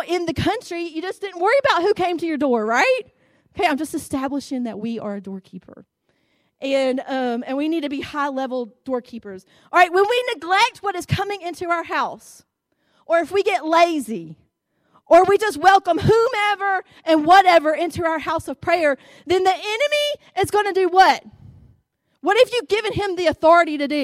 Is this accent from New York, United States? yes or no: no; Fort Deposit, Alabama, United States; also born or lived in Montgomery, Alabama; now in Greenville, United States; when I was growing up in Fort Deposit, in the country, out in the country